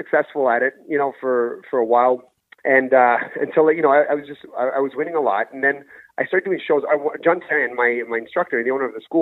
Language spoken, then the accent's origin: English; Ottawa, Ontario, Canada; also born or lived in Gabon; I was born in Gabon, but I was living in Ottawa at the time. I've been living out in Ottawa since I was 7 years old